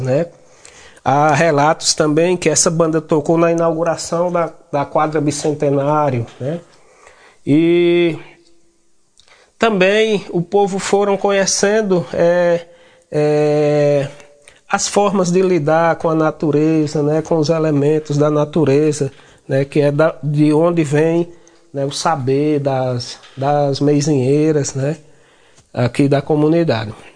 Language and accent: Portuguese; Chico Gomes community, Ceará, Brazil; sou da comunidade do Chico Gomes